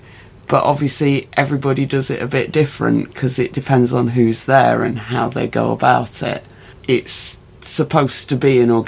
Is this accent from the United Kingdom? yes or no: yes; Midlands, England, United Kingdom; accent: Midlands; my Midlands accent